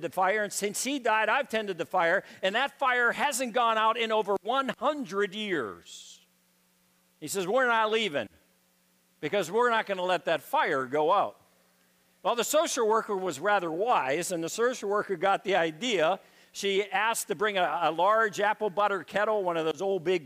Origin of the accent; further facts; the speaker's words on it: Pittsburgh, Pennsylvania, United States; I grew up in Pittsburgh, Pennsylvania. I grew up inner city.